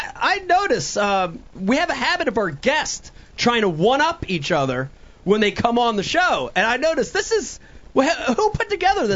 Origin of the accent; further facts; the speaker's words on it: New Jersey, United States; accent: New Jersey; That's just my New Jersey accent.